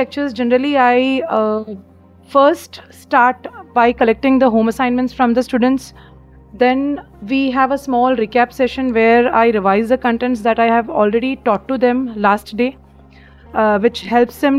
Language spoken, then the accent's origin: English; Bihar, Jharkhand, India; born or raised there; moved away as an adult; also born or lived in Ernakulam, Kerala / Bhopal, Madhya Pradesh; now in Mumbai, India